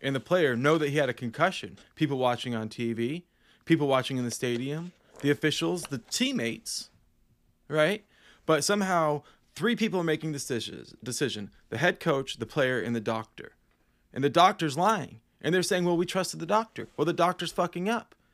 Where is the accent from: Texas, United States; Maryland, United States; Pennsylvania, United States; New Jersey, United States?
Pennsylvania, United States; Northeastern; being Northeastern Pennsylvanians